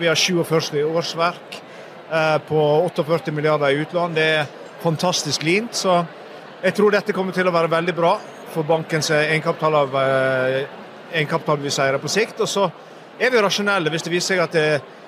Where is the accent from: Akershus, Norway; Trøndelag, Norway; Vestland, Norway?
Vestland, Norway; Sogn og Fjordane; moved away; du snakker til en fyr som var født og oppvokst i Sogn og Fjordane